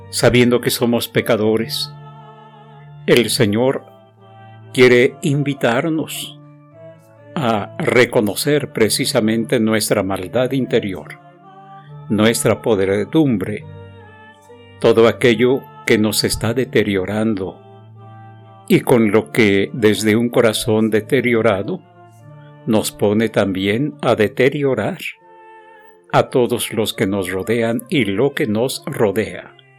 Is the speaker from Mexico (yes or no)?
yes; Mexico; como decimos los mexicanos